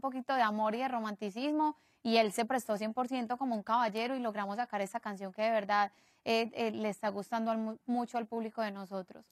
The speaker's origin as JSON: {"language": "Spanish", "town": "Medellín", "region": "Antioquia", "country": "Colombia", "said": "somos de Medellín y, y, venimos del mismo país"}